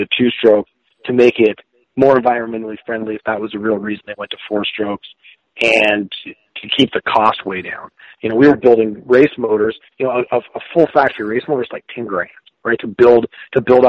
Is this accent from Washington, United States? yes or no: yes; Washington, United States; I live, you know, obviously I'm from Washington State area here